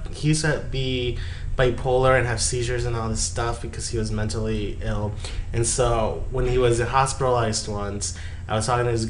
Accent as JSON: {"language": "English", "town": "Yuma", "region": "Arizona", "country": "United States", "tie": "born or raised there", "said": "I'm from Yuma"}